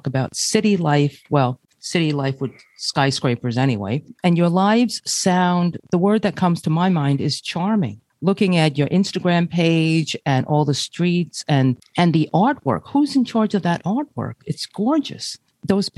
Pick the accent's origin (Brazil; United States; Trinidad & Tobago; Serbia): Brazil; Ribeirão Preto, São Paulo; moved away; I was born in Ribeiro de Preto of Brazil, outside Sao Paulo.